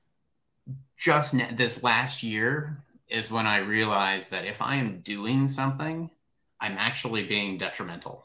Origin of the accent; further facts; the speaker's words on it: Kansas, United States; I'm from Kansas